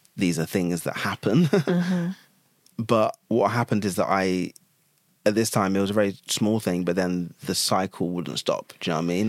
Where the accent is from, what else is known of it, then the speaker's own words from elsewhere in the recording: Chelmsford, East of England, United Kingdom; I was born in Chelmsford, which is a like I mean, it's now a city